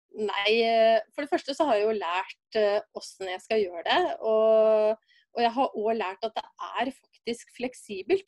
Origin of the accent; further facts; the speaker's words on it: Brumunddal, Innlandet, Norway; Jeg er ei dame fra Brumunddal